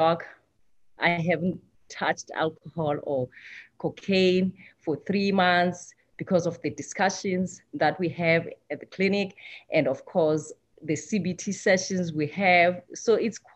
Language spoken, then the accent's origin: English; South Africa; moved away as an adult; I'm from South Africa. Like I said, I thought when I came here 10 years ago